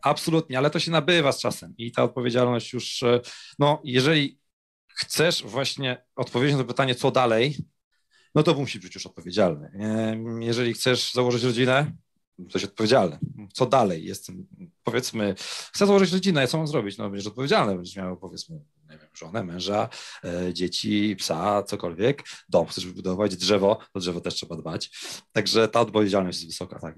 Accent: Kraków, Lesser Poland, Poland; Ja akurat jestem, e, e, z Krakowa

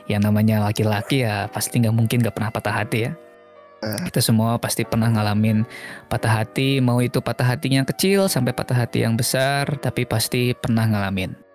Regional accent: West Java, Indonesia; besarnya di Sunda jadi kalau kita

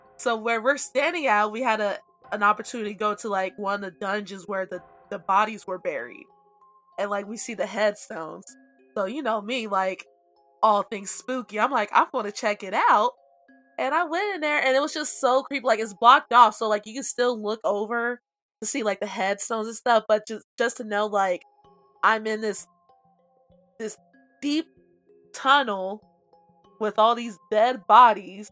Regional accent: Cincinnati, Ohio, United States; I'm from Cincinnati

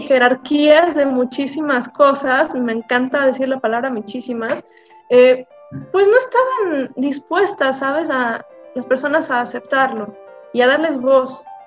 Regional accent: Navolato, Sinaloa, Mexico; also born or lived in Guadalajara; nací en Sinaloa, este, en un pueblo específicamente llamado Nabolato, este, cerca de Culiacán

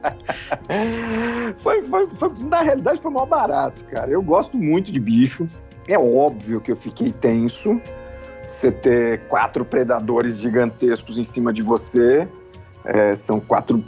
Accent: Brazil; Eu sou caiçara, né? Minha vida inteira na praia

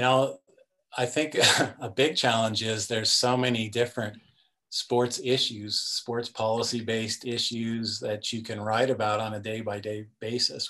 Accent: Denver, Colorado, United States; I grew up in Denver, Colorado area

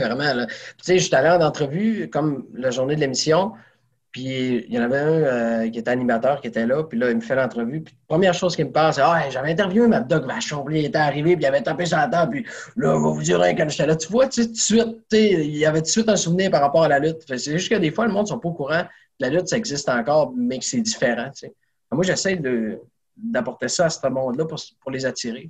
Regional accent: Saguenay, Quebec, Canada; je viens de Saguenay

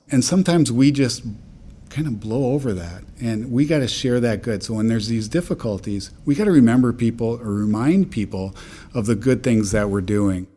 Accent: Midwest, United States; also born or lived in North Dakota / Minnesota; I'm from the Midwest, and I uh, really wanted to help my community. It's a very rural area that I'm from

